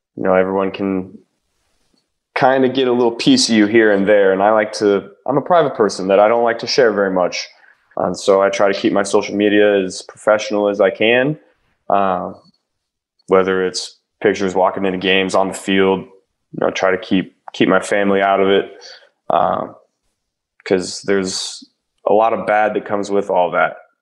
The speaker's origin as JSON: {"language": "English", "region": "Ohio", "country": "United States", "tie": "born or raised there", "said": "I'm from Ohio"}